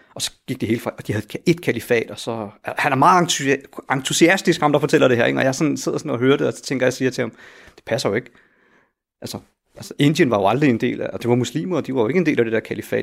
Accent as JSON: {"language": "Danish", "town": "Helsingør", "region": "Capital Region of Denmark", "country": "Denmark", "tie": "born or raised there", "said": "jeg er jo født og opvokset i Helsingør i et villakvarter"}